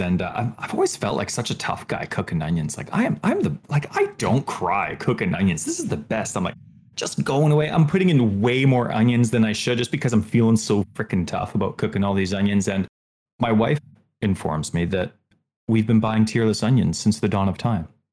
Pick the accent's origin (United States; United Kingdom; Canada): Canada; I'm third generation Canadian